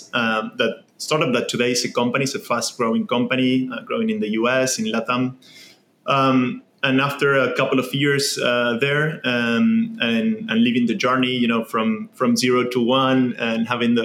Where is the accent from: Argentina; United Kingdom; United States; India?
Argentina; I was born in Argentina. I grew up there